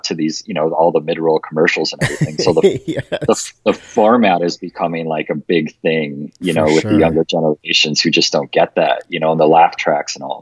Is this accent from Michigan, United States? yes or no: yes; Detroit, Michigan, United States; now in Las Vegas, United States; I grew up in Detroit